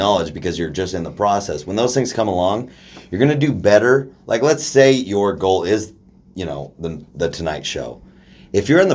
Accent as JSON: {"language": "English", "town": "Dayton", "region": "Oregon", "country": "United States", "tie": "born or raised there", "said": "we grew up in Oregon, where we grew up in Dayton, where there's nobody doing anything"}